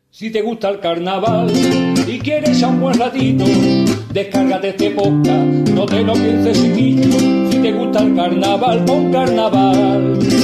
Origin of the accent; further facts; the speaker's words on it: Huelva, Andalusia, Spain; te tengo que decir también mi barrio, yo soy del Huerto Paco